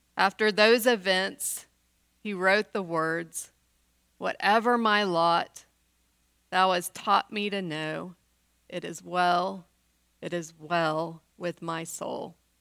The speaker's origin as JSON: {"language": "English", "region": "West Texas", "country": "United States", "tie": "born or raised there", "said": "I grew up in West Texas in the nineteen seventies"}